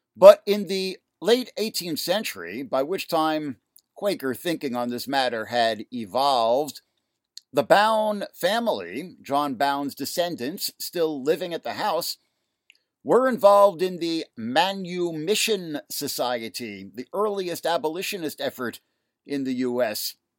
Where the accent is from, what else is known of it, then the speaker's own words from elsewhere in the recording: New York City, New York, United States; also born or lived in Manhattan, New York; my hometown of Queens, New York